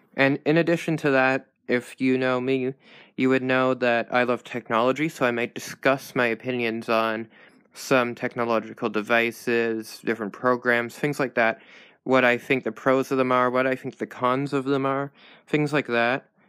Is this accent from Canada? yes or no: yes; Canada; I'm Canadian